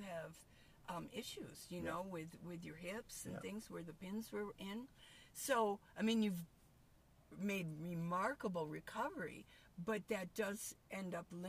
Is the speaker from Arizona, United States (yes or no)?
yes; Tucson, Arizona, United States; I'm from Tucson